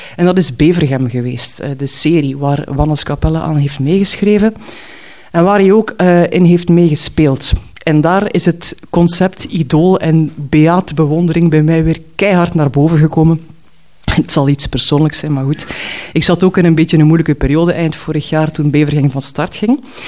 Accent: Knokke-Heist, Flanders, Belgium; in Knokken stapte, waar ik ben opgegroeid

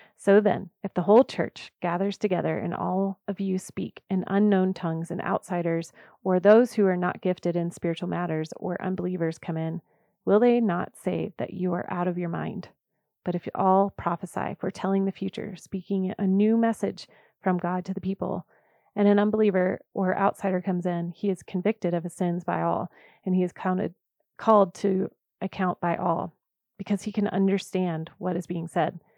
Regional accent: the South, United States; I was raised in the South, and I love Southern roots

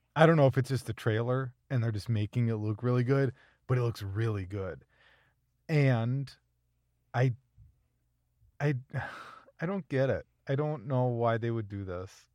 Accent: Minnesota, United States; as a Minnesotan

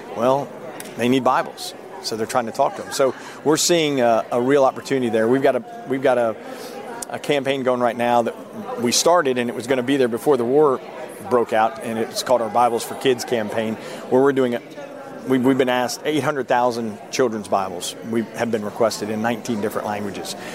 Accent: Philadelphia, Pennsylvania, United States; I'm a Yankee and I was born in Philadelphia.

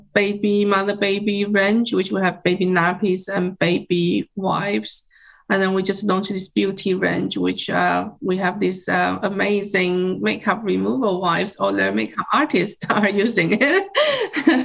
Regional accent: China; moved away as an adult; now in United Kingdom; I was growing up in China and kind of um, grow up with bamboo

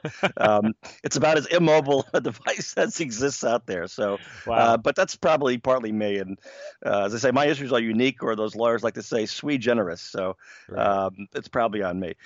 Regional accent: New York, United States; I grew up in New York in the 1970s

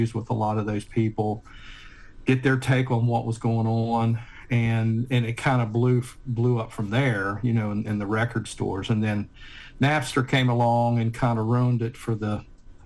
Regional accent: Point Pleasant, West Virginia, United States; moved away as an adult; now in Ohio, United States; I was born and raised in Point Pleasant.

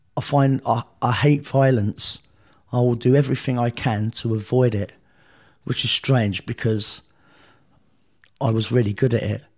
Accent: London, United Kingdom; I was born in South London

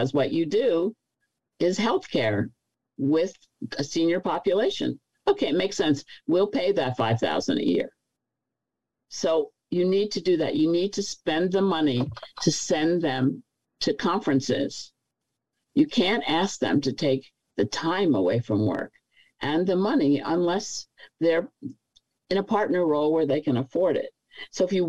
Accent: New York, United States; But I'm a New Yorker, so we don't think any place else is big.

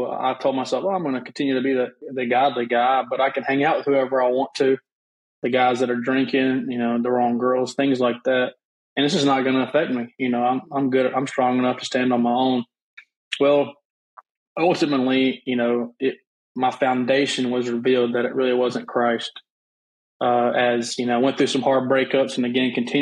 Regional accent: Auburn, Alabama, United States; moved away as an adult; now in West Monroe, United States; I'm originally born and raised in Auburn, Alabama, which is where my family was from as well.

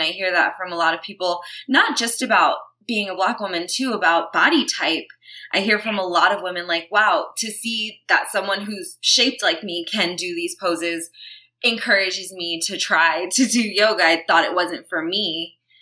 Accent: New York City, New York, United States; moved away as an adult; now in Los Angeles, United States; I was born and raised in Brooklyn, New York. I lived there my whole life until I was probably about 26

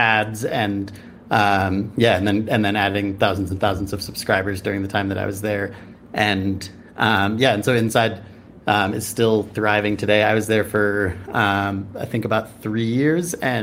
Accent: Chicago, Illinois, United States; also born or lived in San Francisco, California; now in Bend, United States; I grew up in Chicago and then lived in San Francisco for almost 10 years, and then just moved up to Bend.

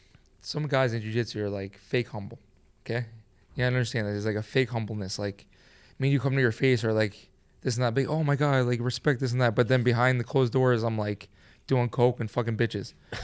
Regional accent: Manhattan, New York, United States; I mean, we're from New York.

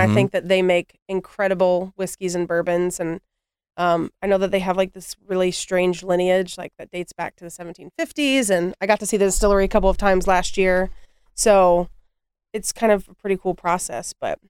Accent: Columbus, Ohio, United States; I grew up in the Bottoms, which is, so if you don't know, the Lower West Side.

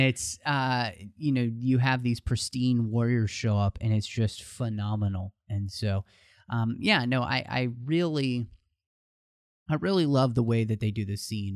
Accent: Texas, United States; moved away; I am originally from Texas

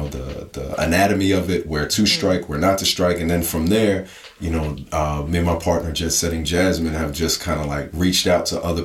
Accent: New Jersey, United States; I'm from Jersey

